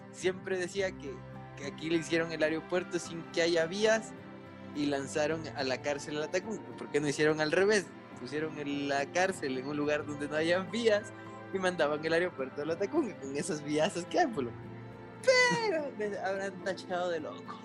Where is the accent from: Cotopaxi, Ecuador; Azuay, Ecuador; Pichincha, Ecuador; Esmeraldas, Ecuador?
Cotopaxi, Ecuador; Latacunga; yo soy de la Tacunga, de la Catunga